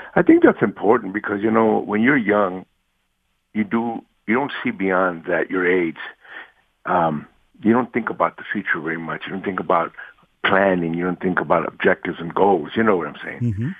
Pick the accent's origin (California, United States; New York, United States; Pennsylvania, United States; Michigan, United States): California, United States; Los Angeles; I grew up in Watts and East